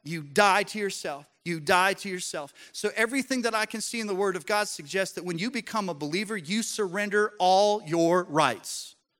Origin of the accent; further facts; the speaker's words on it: Colorado, United States; I grew up in Colorado